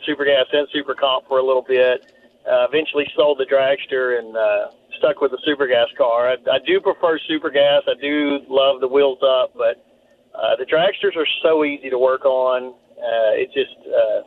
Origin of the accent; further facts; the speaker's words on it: Louisiana, United States; now in Katy, United States; I grew up in Louisiana